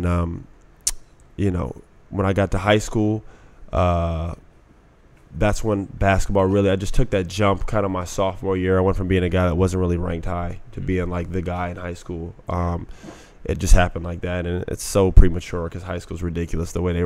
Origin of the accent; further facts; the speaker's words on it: Orlando, Florida, United States; I grew up in Orlando